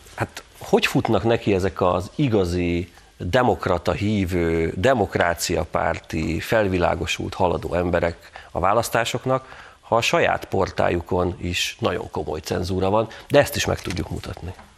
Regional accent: Tatabánya, Komárom-Esztergom, Hungary; Tatabányán jártam, ami az én szülővárosom

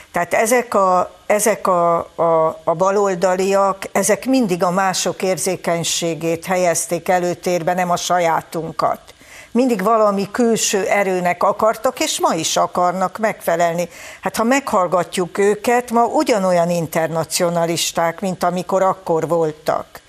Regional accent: Hungary; büszke magyarok vagyunk

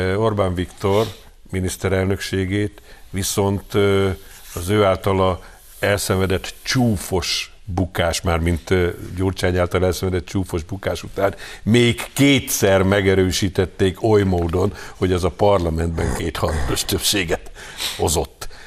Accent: Hungary; magyarok vagyunk, és úgy vagyunk európaiak

